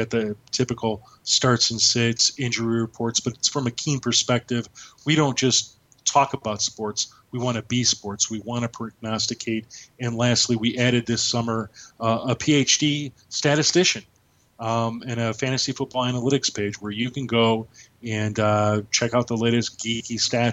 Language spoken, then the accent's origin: English; Chicago, Illinois, United States; I'm from Chicago.